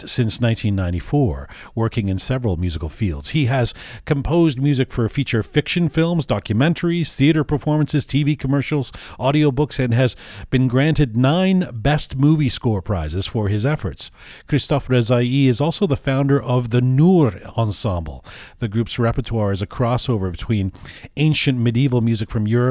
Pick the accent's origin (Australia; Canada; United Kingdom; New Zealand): United Kingdom; England; I grew up in England